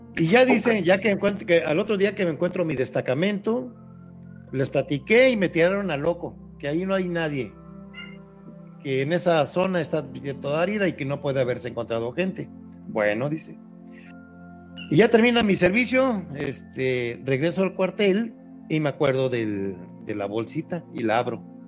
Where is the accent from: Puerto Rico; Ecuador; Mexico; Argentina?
Mexico; Papantla, Veracruz; de donde yo soy originario, muy cerca de las ruinas de Papantla